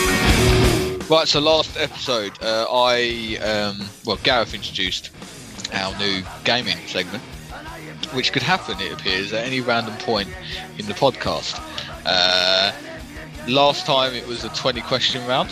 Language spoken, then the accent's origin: English; United Kingdom; we are very British